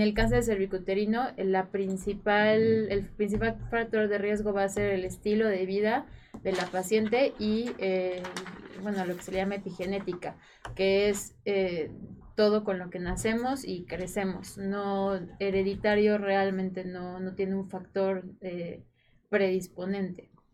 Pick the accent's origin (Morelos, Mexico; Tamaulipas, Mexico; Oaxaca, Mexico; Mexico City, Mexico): Morelos, Mexico; Yo soy de Morelos